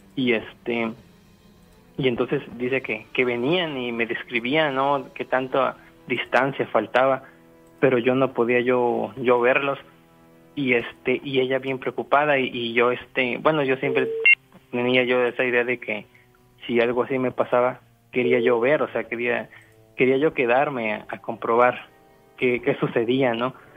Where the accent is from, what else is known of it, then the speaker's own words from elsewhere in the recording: Zapopan, Jalisco, Mexico; yo soy de Zapopan